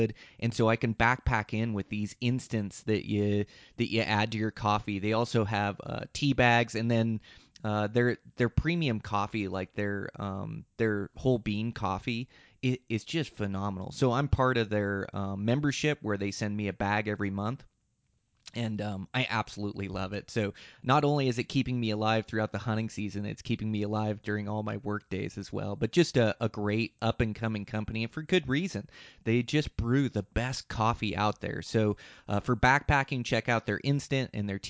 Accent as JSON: {"language": "English", "region": "Montana", "country": "United States", "said": "my home state of Montana"}